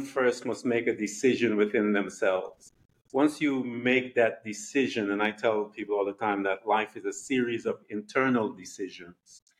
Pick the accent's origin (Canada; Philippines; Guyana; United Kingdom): Guyana; I'm from Guyana